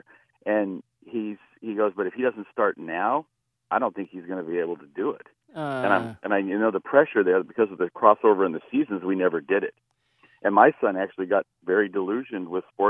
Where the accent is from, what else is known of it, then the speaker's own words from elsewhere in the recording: California, United States; now in Ridgefield, Connecticut, United States; I grew up in the West Coast